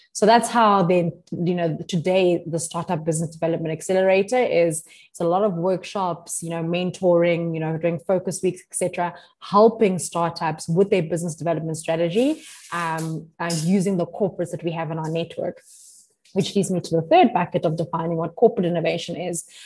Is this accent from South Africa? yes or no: yes; South Africa; as South African